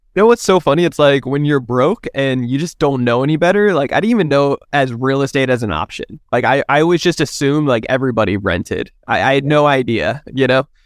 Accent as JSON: {"language": "English", "region": "New Jersey", "country": "United States", "moved": "yes", "lives_now": "San Diego, United States", "said": "I'm originally from New Jersey, but I live here in San Diego, California"}